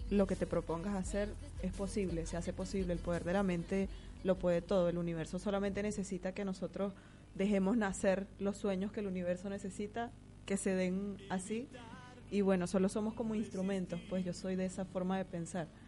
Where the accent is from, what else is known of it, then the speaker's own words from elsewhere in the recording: Barquisimeto, Lara, Venezuela; moved away as an adult; De Barquisimeto.